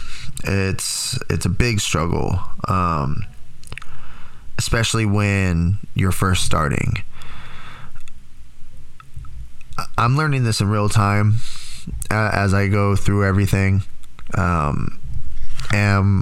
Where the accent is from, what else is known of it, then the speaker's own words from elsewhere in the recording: Tracy, California, United States; moved away; Growing up in Tracy, I always had my friends